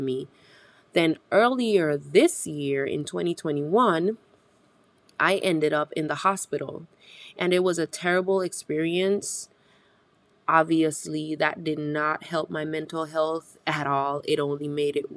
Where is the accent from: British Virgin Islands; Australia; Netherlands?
British Virgin Islands; moved away; I'm originally from the British Virgin Islands, and in our Caribbean culture as a whole